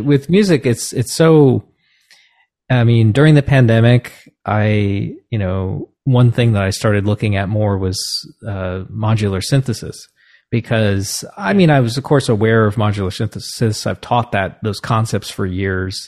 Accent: New Jersey, United States; where I grew up in New Jersey

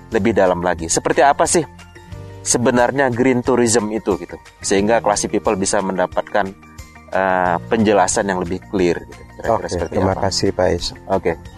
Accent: North Sumatra, Indonesia; saya orang Sumatera Utara

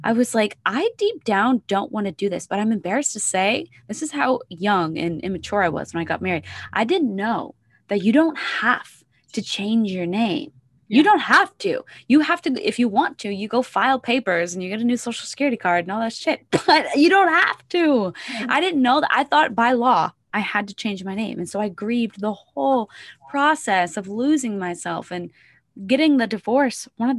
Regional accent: Indiana, United States; Did you know I was born in the Midwest? I'm from Southern Indiana. I used to go to St. Louis all the time.

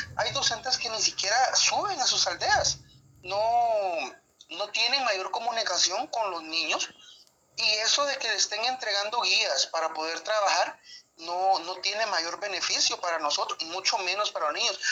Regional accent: Guatemala; nosotros como guatemaltecos

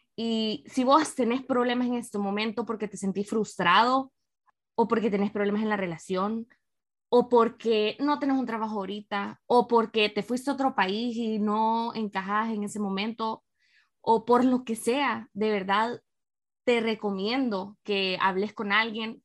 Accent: San Miguel, El Salvador; also born or lived in San Salvador, El Salvador / Madrid, Spain / Washington, United States; desde que me mudé a San Salvador, porque yo soy de San Miguel

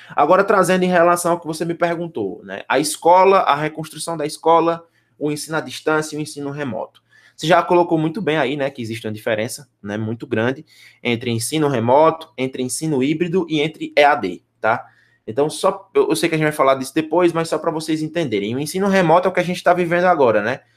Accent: Northeast Region, Brazil; accent: nordestino; o nosso sotaque é nordestino

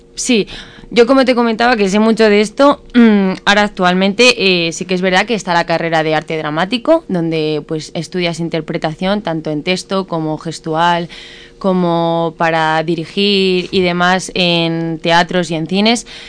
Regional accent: Morata de Tajuña, Community of Madrid, Spain; aquí en mi pueblo

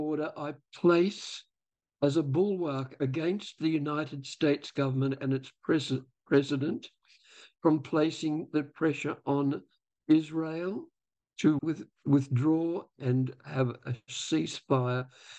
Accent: Australia; I stand as an Australian

